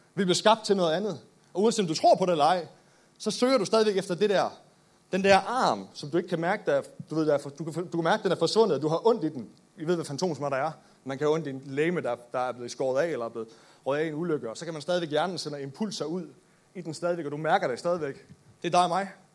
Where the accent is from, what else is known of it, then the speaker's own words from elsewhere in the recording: Nykøbing Mors, North Denmark Region, Denmark; Født og opvokset i Nykøbing Mors